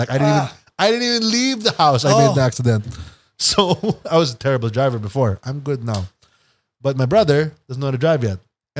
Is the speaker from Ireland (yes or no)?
no; Manila, Metro Manila, Philippines; born there; No, I was born in Manila.